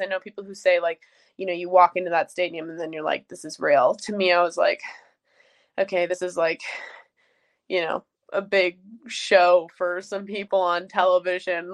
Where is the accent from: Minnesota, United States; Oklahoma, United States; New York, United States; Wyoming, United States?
Wyoming, United States; Jackson; I'm from Jackson Hole. It's an amazing place